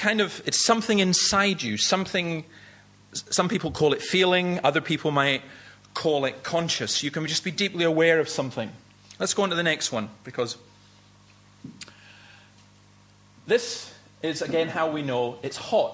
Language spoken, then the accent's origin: English; Easter Ross, Scotland, United Kingdom; I grew up in Easter Ross and I lived above Nigg Cliffs